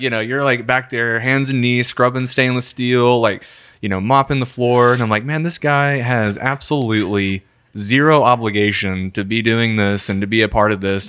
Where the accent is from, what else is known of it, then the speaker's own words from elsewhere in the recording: Memphis, Tennessee, United States; growing up in the South